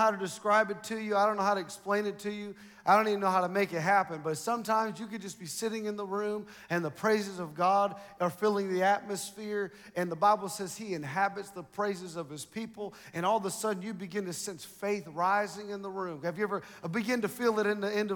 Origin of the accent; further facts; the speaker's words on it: Dallas, Texas, United States; When I was raised in Dallas, we was all raised in the church